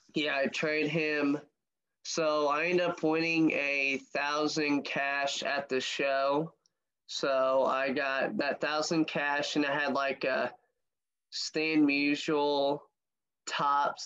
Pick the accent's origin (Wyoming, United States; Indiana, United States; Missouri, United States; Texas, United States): Missouri, United States; St. Louis; I'm from the St. Louis area